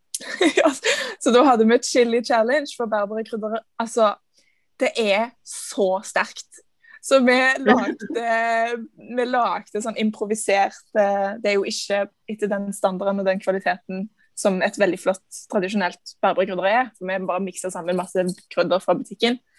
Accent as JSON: {"language": "Norwegian", "town": "Stavanger", "region": "Rogaland", "country": "Norway", "said": "Jeg er fra Stavanger."}